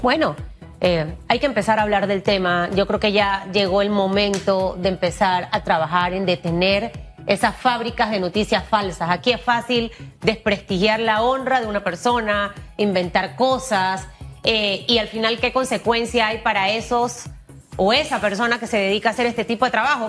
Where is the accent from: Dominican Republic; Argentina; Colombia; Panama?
Panama; como panameños